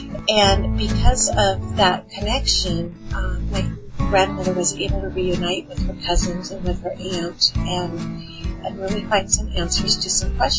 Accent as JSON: {"language": "English", "region": "Alaska", "country": "United States", "tie": "born or raised there", "said": "Well, I grew up in Southeast Alaska, about 3,000 miles away from the rest of my family who were living in Western Michigan."}